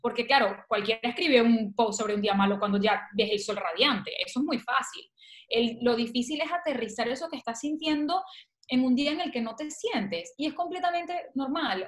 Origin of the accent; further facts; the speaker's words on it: Valencia, Carabobo, Venezuela; moved away as an adult; now in Barcelona, Spain; soy venezolana, valenciana y bueno, de corazón guara, pero soy, nací en Valencia, Venezuela y estoy en Barcelona desde hace seis años aproximadamente.